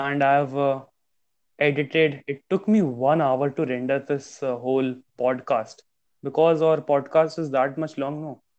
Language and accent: English; India; I mean, we are from India.